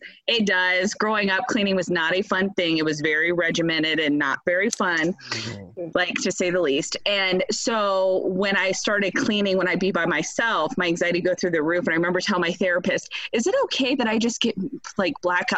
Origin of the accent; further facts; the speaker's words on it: Ohio, United States; Yeah, we're all from Ohio.